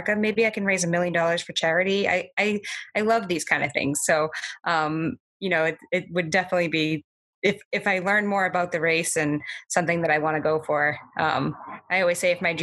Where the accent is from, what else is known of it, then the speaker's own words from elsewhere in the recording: Belmont, Massachusetts, United States; my hometown of Belmont is so supportive of me